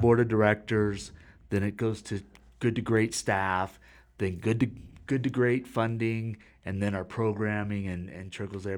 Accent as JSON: {"language": "English", "region": "Florida", "country": "United States", "tie": "born or raised there", "said": "I was born in Florida"}